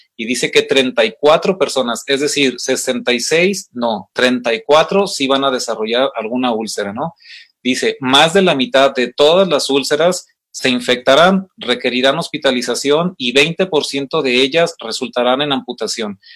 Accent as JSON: {"language": "Spanish", "country": "Mexico", "said": "como mexicanos, que como hispanos"}